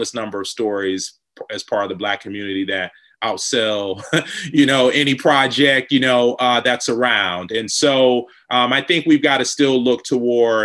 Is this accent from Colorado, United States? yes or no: no; Detroit, Michigan, United States; growing up in Detroit